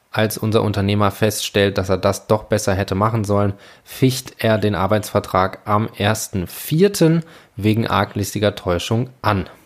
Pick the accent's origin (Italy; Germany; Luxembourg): Germany; Northern Germany; now in Frankfurt, Germany; habe ich mich entschlossen, für September meine wunderschöne Stadt Frankfurt zu verlassen und in meine Heimat nach Norddeutschland zu gehen